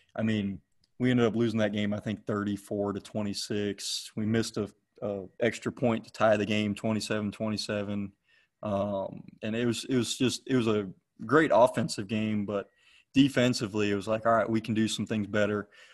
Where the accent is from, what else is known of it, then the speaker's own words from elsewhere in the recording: McDonough, Georgia, United States; also born or lived in Cleveland, Ohio; I'm originally from Cleveland, Ohio. I was born hmm. born there, lived there for about ten years till my family moved down to uh, Henry County, Georgia, where I lived in McDonough, and now I'm in Locust Grove. Um, I went to Eagles Landing High School in McDonough